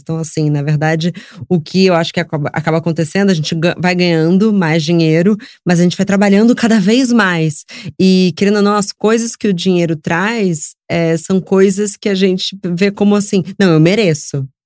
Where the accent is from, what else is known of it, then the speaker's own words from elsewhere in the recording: Rio de Janeiro, Brazil; moved away as an adult; now in São Paulo, Brazil; eu cresci no Rio